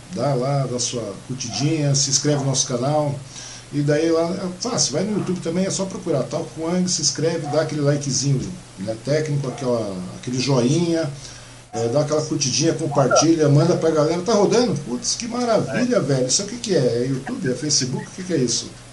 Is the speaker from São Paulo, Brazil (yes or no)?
yes; Mogi das Cruzes, São Paulo, Brazil; moved away; nasci em Mogi, tal, então sou mogiano